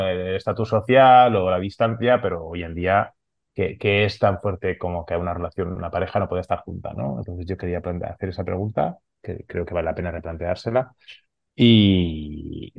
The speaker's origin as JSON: {"language": "Spanish", "town": "Barcelona", "region": "Catalonia", "country": "Spain", "first_language": "Catalan", "second_language": "Spanish", "said": "soy catalano hablante, soy de Barcelona, mi familia somos catalanes y hablamos en catalán"}